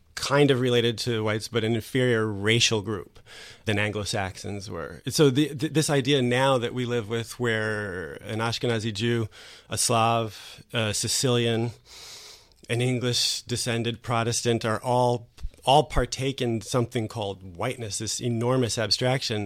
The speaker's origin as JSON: {"language": "English", "country": "United States", "moved": "as an adult", "lives_now": "France", "said": "as an American"}